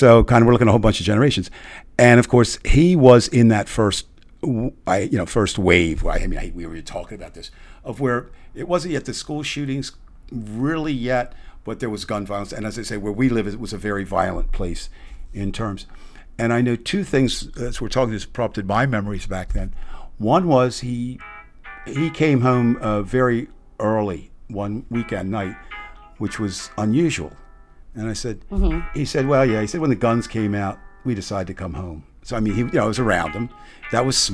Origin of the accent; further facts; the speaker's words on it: New Jersey, United States; I was born and raised in South Jersey